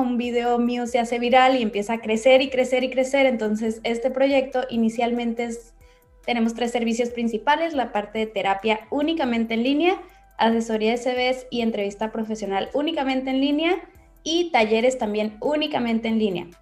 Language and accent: Spanish; Ensenada, Baja California, Mexico; de aquí de Ensenada, de donde soy